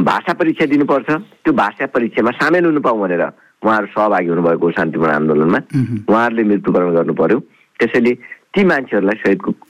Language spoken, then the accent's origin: Nepali; Chaurpati Rural Municipality, Achham District, Sudurpashchim Province, Nepal; अछाम जिल्लाको चौरपाटी गाउँपालिका जो मेरो गाउँपालिका हो